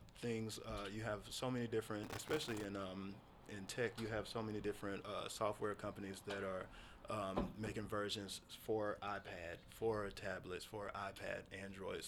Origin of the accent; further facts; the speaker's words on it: United States; as an American